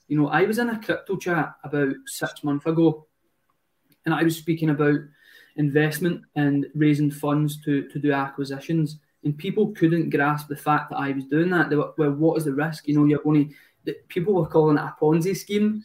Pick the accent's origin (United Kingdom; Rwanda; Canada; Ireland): United Kingdom; Glasgow, Scotland; moved away; I am 26 at the moment, and I'm from Glasgow